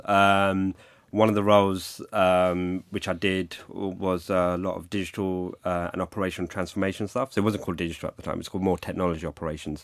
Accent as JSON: {"language": "English", "region": "London", "country": "United Kingdom", "tie": "born or raised there", "also_born_or_lived": "Greenwich, London", "said": "I grew up in London. I'm a Londoner. Um, grew up in the eighties in Hackney"}